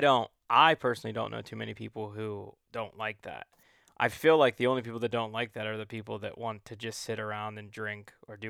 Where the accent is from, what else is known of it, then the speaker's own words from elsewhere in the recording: Ohio, United States; But I grew up in Ohio, but I grew up hunting Ohio from the time that I was just a young boy.